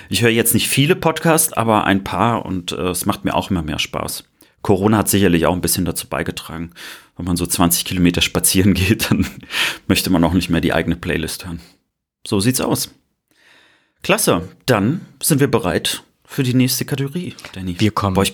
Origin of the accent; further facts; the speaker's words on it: West Germany, Germany; Ich bin Wessi durch und durch